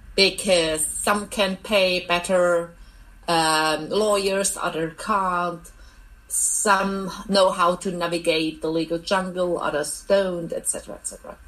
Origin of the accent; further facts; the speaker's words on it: East Germany, Germany; I'm from, I grew up in East Germany